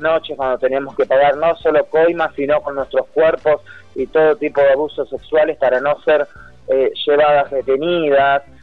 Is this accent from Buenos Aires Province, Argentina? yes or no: yes; San Justo, Buenos Aires Province, Argentina; yo vivo justamente a unas cuadras de la Ruta 3, soy de San Justo, de Loma del Mirador precisamente